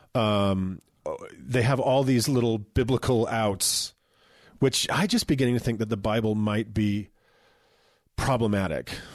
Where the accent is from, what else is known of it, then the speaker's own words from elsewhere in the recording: Utah, United States; we're from Utah